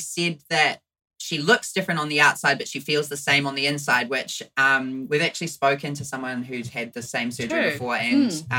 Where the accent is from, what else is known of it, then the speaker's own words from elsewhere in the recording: Central Hawke's Bay, New Zealand; I grew up in Central Hawke's Bay